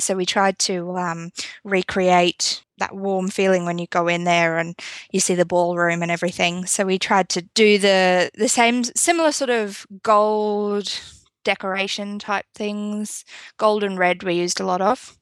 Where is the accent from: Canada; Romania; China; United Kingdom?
United Kingdom; now in South Australia, Australia; I'm actually originally from the U K. I'm not from Australia